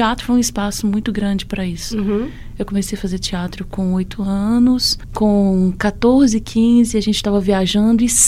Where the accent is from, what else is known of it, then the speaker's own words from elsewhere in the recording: Pitangui, Minas Gerais, Brazil; now in Moeda, Brazil; nasci em Pitangui, centro-oeste de Minas.